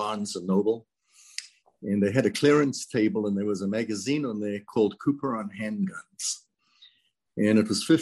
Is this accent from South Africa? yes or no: yes; South Africa; now in United States; I was born and raised in South Africa, immigrated to the United States in 1977.